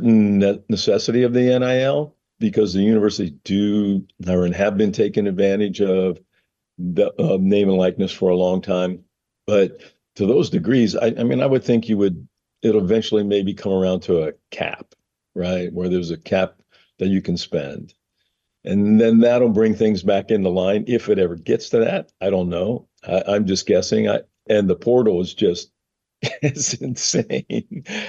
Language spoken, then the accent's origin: English; Monongahela, Pennsylvania, United States; moved away as an adult; growing up in Western Pennsylvania